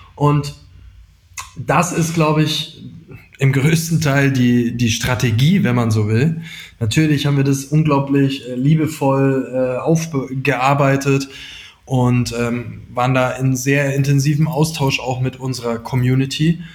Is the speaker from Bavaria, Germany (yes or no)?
yes; near Augsburg, Bavaria, Germany; also born or lived in Dillingen an der Donau; wir kommen aus der Nähe von Augsburg ursprünglich